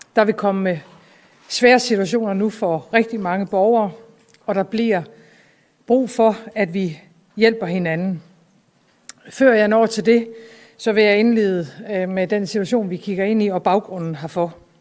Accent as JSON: {"language": "Danish", "country": "Denmark", "said": "Vi plejer som danskere"}